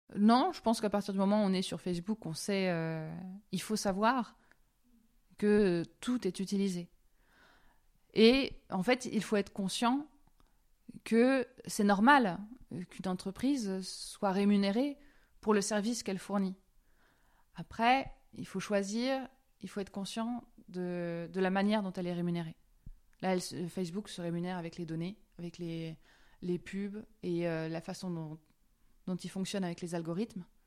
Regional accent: France; now in Switzerland; je suis française, c'est ça ça oui et, je, suis très fière de, mon pays

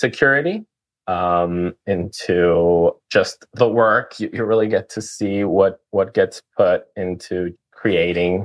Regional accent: Ecuador; moved away as an adult; now in United States; I'm originally from Ecuador, grew up in a pineapple farm

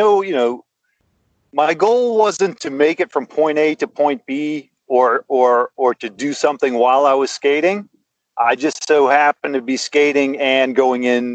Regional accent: New England, United States; I'm from New England

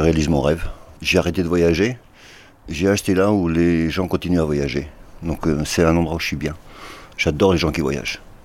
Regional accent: Portugal; now in Spain; Je suis portugais, d'origine.

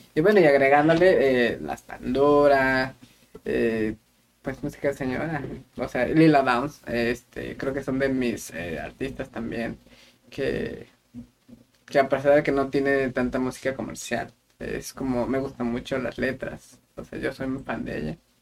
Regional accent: Querétaro, Mexico; moved away; yo soy de la ciudad de Querétaro

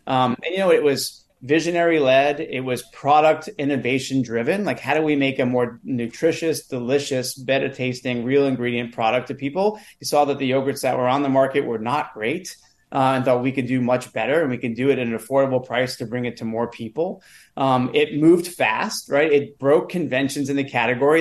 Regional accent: New York City, New York, United States; a, kid who wanted to be an actor as uh, well, growing up in New York City

